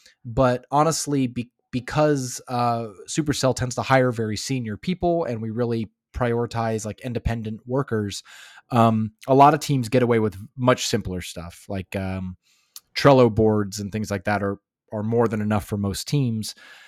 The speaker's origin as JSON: {"language": "English", "town": "Los Angeles", "region": "California", "country": "United States", "moved": "yes", "lives_now": "Finland", "said": "I came from Los Angeles, and Los Angeles doesn't, I mean, of course, Los Angeles is so big you can find anything"}